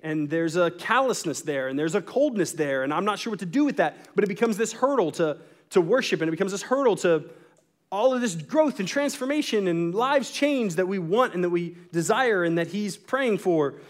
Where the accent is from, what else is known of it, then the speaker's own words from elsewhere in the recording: Texas, United States; the religion that I was born into in Texas